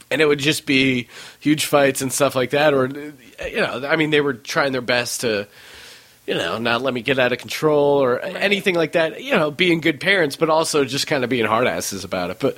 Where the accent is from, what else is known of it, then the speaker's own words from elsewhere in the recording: Utah, United States; born there; also born or lived in New York / Colorado / Pennsylvania; I was born in Utah, lived in upstate New York, then I lived in Colorado, then I moved back to Pennsylvania, where my parents are originally from